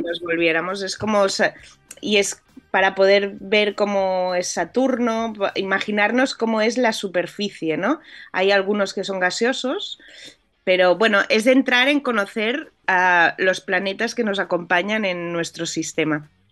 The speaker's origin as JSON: {"language": "Spanish", "town": "Barcelona", "region": "Catalonia", "country": "Spain", "said": "yo soy de España, soy, soy de Barcelona"}